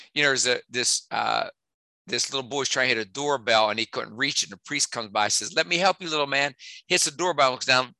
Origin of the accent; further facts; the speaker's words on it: West Virginia, United States; accent: West Virginia twang; moved away as an adult; also born or lived in Pittsburgh; my twang that you hear from West Virginia.